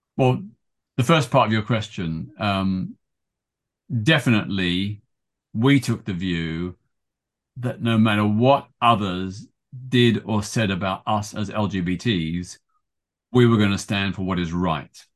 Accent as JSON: {"language": "English", "town": "Melbourne", "region": "Victoria", "country": "Australia", "tie": "born or raised there", "moved": "as an adult", "lives_now": "London, United Kingdom", "said": "my hometown of Melbourne, Australia"}